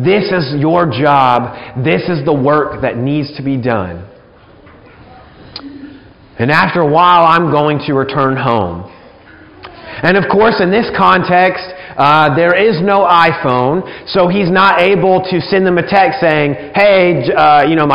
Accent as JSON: {"language": "English", "area": "about an hour from Gulf Shores", "region": "Alabama", "country": "United States", "tie": "born or raised there", "moved": "yes", "said": "I spent a good amount of time growing up in the Gulf Shores area. We only lived about an hour away"}